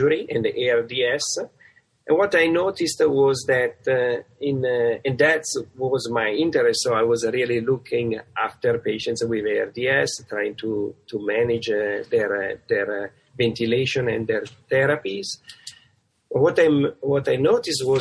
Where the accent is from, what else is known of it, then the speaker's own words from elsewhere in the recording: Italy; accent: Italian; moved away as an adult; now in United States; I have a kind of great accent, which is from Italy. And so I come from Italy